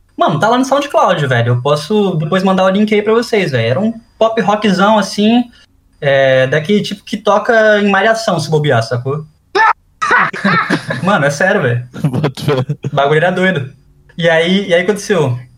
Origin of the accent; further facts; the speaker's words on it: Vitória, Espírito Santo, Brazil; also born or lived in Manaus, Amazonas, Brazil; Eu, eu nasci só em Manaus e eu vim pra cá, pra Vitória, ainda bebê. E eu voltava para lá todas as férias